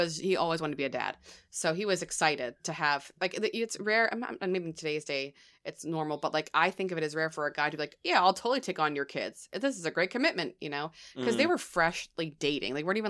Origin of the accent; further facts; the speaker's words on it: New Hampshire, United States; born there; I was born in New Hampshire. Because my mom was stationed up there with my dad when he was on, you know, in the Air Force.